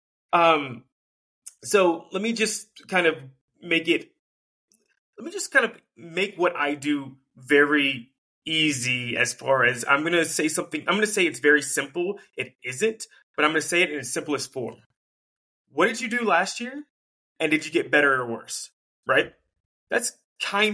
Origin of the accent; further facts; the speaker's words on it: North Carolina, United States; I grew up in North Carolina